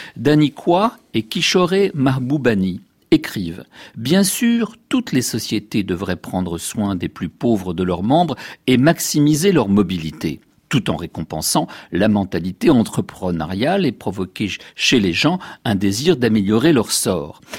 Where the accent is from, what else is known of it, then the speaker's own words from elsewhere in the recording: France; Chez nous, en France